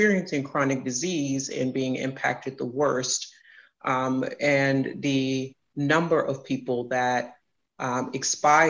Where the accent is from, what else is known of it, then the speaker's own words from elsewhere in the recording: Houston, Texas, United States; moved away as an adult; now in Chicago, United States; I am from Houston, Texas.